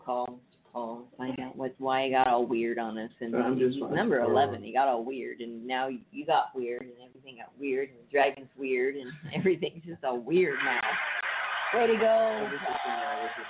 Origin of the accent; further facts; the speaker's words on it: California, United States; I'm from California